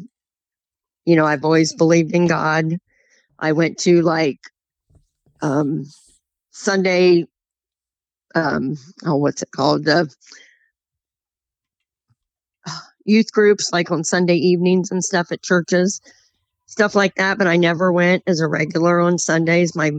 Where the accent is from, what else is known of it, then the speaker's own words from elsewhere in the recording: Marysville, United States; I was born and raised here in Marysville. Been here all 56 years of my life.